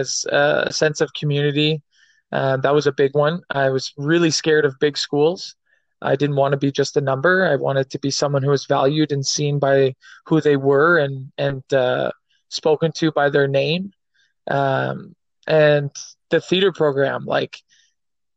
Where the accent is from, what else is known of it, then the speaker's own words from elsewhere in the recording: Ottawa, Ontario, Canada; born and raised in Ottawa, Ontario